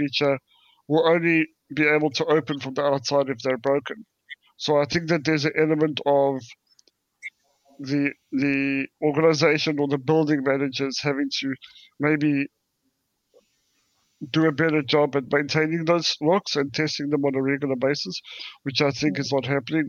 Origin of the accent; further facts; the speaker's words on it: South Africa; now in United Kingdom; I come from South Africa